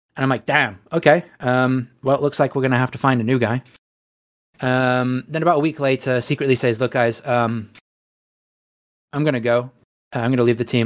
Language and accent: English; England, United Kingdom; we're English.